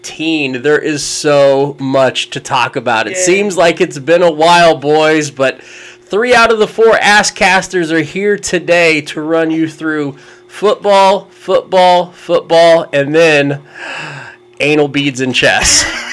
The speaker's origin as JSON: {"language": "English", "region": "Kansas", "country": "United States", "said": "because we're from Kansas."}